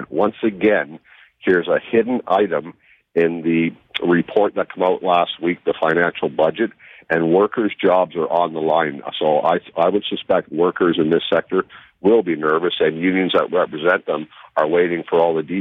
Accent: Oshawa, Ontario, Canada; in my hometown, Lakeridge Health, Oshawa

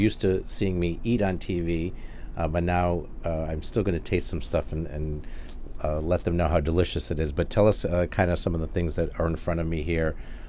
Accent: Cranston, Rhode Island, United States; My hometown

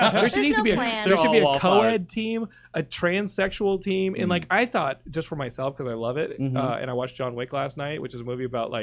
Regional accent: San Diego, California, United States; born there; I was born in San Diego.

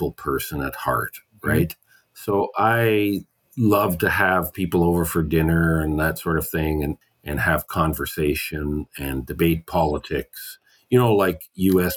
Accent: Canada; I'm Canadian

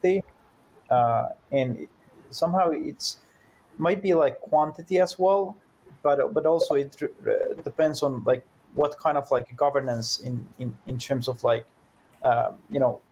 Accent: Finland; I come from Finland, which is a small country in the Nordics

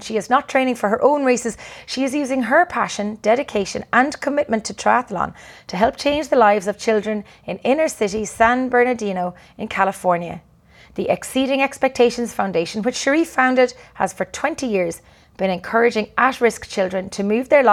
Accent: Ireland; I'm Irish and I'm not used to that warm weather

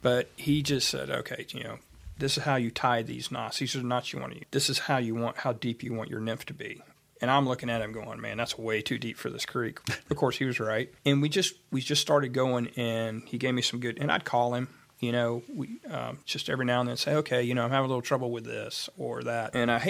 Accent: Atlanta, Georgia, United States; We grew up fishing trout on the Hooch in Atlanta.

